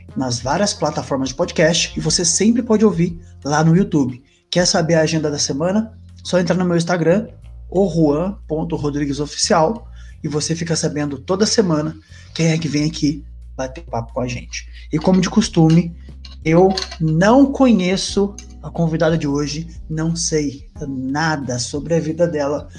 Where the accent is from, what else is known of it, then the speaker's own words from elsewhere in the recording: Jacareí, São Paulo, Brazil; Eu sou do interior de São Paulo, sou de Jacareí